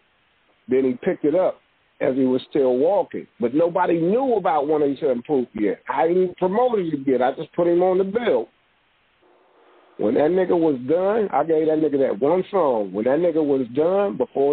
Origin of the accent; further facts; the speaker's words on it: Hayward, California, United States; I'm from Palmacia